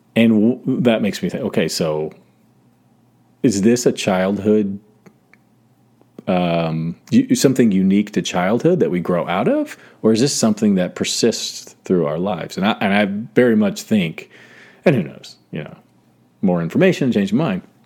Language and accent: English; South Georgia, United States; moved away; I grew up in South Georgia, so I went to, like, second to sixth grade in South Georgia